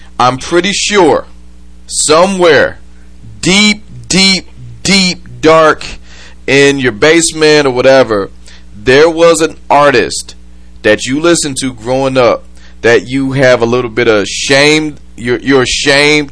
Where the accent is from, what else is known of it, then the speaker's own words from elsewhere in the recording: Michigan, United States; they are from Michigan, like I am. I'm broadcasting from Detroit.